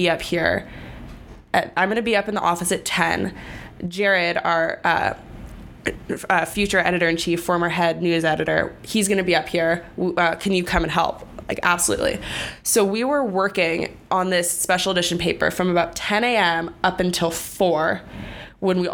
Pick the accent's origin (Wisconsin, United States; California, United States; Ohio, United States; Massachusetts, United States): California, United States; Bay Area; I'm from the Bay Area. So Santa Clara is like an hour drive from my house